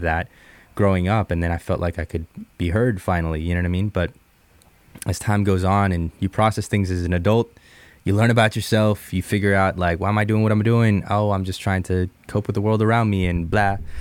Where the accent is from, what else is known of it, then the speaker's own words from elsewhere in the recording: Jupiter, Florida, United States; also born or lived in Bogota, Colombia; now in Seattle, United States; I was born in Columbia, uh, moved to the States when I was seven years old